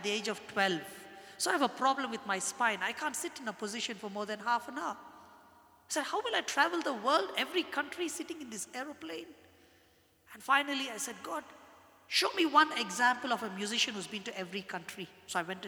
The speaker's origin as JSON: {"language": "English", "country": "India", "said": "I'm a Christian and I'm an Indian"}